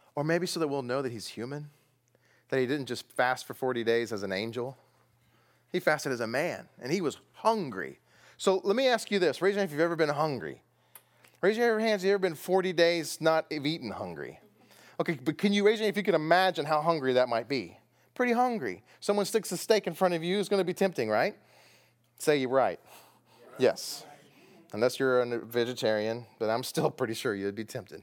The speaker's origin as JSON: {"language": "English", "region": "Texas", "country": "United States", "said": "Where I come from, that's food. I'm from Texas."}